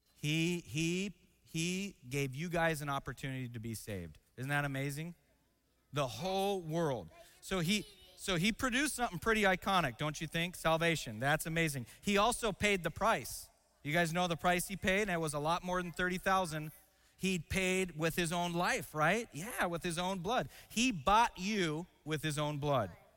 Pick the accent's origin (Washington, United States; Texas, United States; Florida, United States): Washington, United States; Seattle; moved away; I grew up in a city called Seattle